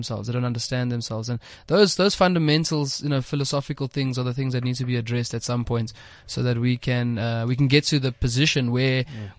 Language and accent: English; South Africa; Ideally, we'd like to have a golden thread that keeps us all together, which is being South African, right?